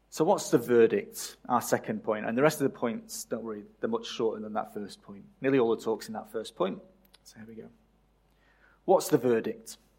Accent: England, United Kingdom; moved away as an adult; my country of birth

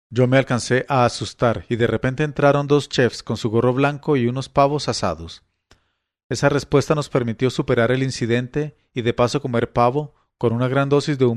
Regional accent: Colombia; Eran momentos en que uno se reafirmaba como colombiano y entendía que aunque teníamos enormes diferencias y las seguimos teniendo, todos somos colombianos.

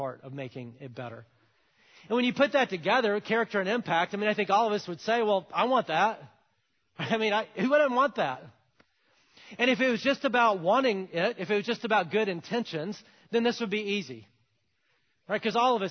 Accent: Alabama, United States; I'm from Alabama

